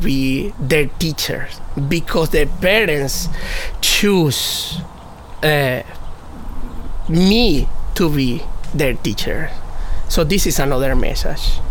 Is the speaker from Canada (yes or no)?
no; Venezuela; English is a second language; moved away as an adult; now in United States; growing up in Venezuela